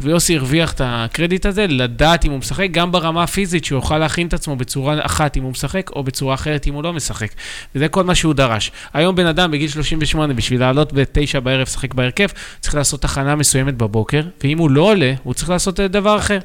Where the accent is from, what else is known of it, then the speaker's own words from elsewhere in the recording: Tel Aviv, Tel Aviv District, Israel; גדלתי בתל אביב, ברמת החייל, בשכונה די טובה